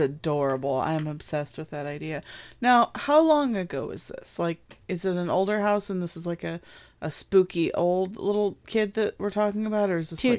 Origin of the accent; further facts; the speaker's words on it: Midwest, United States; I'm not from the South. I'm from the Midwest.